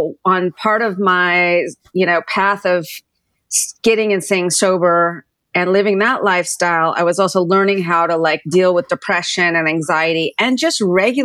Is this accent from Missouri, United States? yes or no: no; Southern California, United States; moved away as an adult; also born or lived in San Francisco / New York; I grew up in Southern California